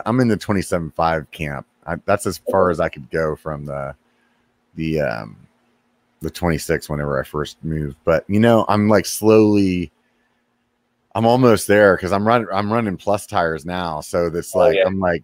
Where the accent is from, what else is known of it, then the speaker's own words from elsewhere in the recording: Pennsylvania, United States; now in California, United States; I'm from Pennsylvania originally